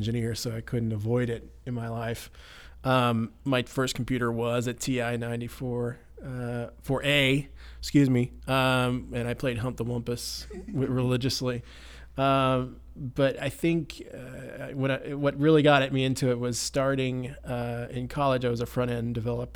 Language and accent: English; Carrollton, Texas, United States; now in Denton, United States; my hometown of Carrollton. I grew up in Carrollton, actually